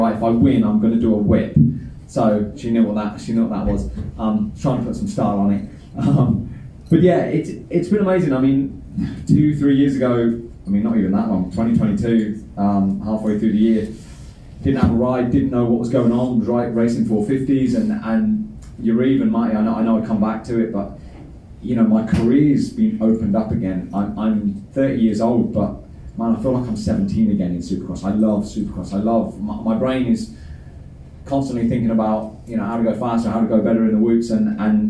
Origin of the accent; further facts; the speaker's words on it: United Kingdom; I'm a British world champion. So for me, you know, coming from the UK